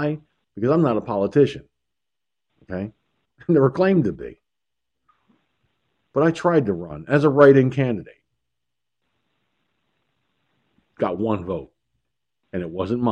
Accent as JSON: {"language": "English", "town": "Peekskill", "region": "New York", "country": "United States", "tie": "born or raised there", "said": "I ran for city council in my hometown years ago."}